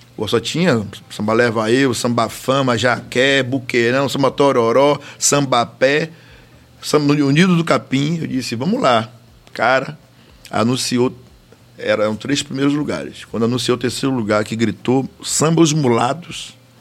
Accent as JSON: {"language": "Portuguese", "town": "Salvador", "region": "Bahia", "country": "Brazil", "tie": "born or raised there", "said": "já nascido e criado no Candial"}